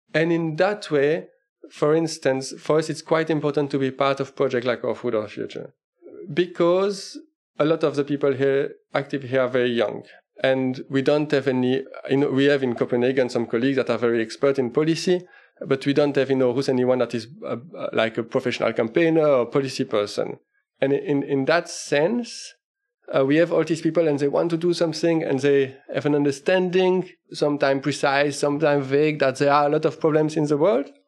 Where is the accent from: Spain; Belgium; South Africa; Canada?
Belgium; Liège, Wallonia; moved away as an adult; now in Denmark; I'm actually originally from Belgium, uh, Liège in Belgium